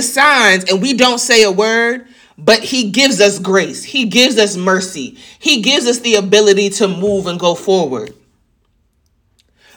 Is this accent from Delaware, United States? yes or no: no; New York, United States; moved away; I'm from New York